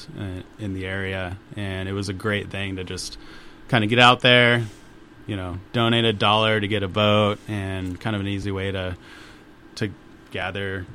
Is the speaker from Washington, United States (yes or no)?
yes; Spokane, Washington, United States; born and raised in Spokane